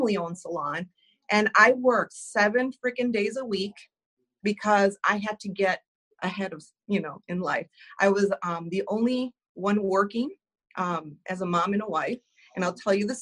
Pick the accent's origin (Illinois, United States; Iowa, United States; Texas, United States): Illinois, United States; Chicago; I'm from Chicago